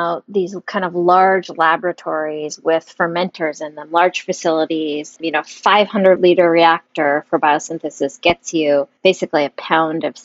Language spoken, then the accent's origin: English; Big Island of Hawaii, United States; I'm from the Big Island of Hawaii.